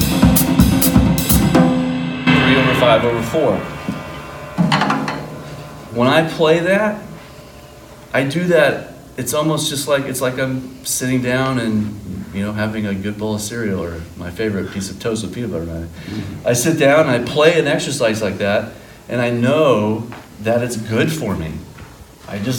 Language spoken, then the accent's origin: English; Fort Worth, Texas, United States; moved away as an adult; now in Chicago, United States; I'm from Fort Worth. I've lived in Chicago for the last 17 years